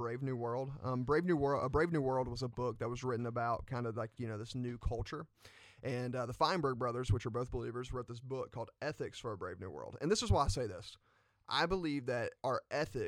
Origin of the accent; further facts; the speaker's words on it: Attalla, Alabama, United States; in my hometown, in Atala, Alabama